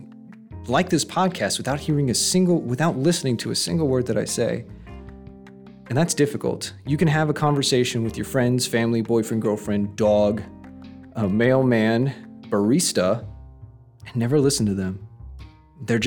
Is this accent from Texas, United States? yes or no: yes; Texas, United States; I'm from Texas